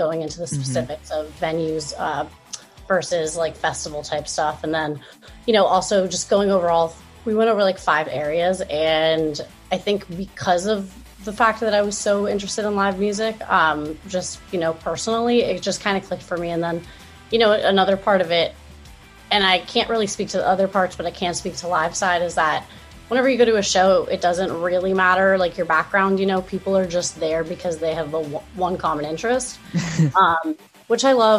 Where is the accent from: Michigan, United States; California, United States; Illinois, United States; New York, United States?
California, United States; Southern; I grew up in Southern California